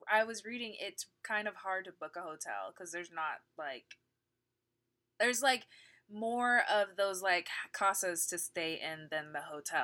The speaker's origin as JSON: {"language": "English", "country": "United States", "said": "for me as an American"}